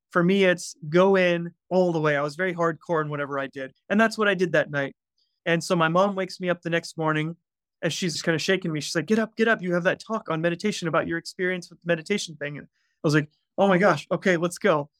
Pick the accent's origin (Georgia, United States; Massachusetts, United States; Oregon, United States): Georgia, United States; outside Atlanta; I grew up in Atlanta, Georgia, about, well, twenty, thirty minutes outside of Atlanta.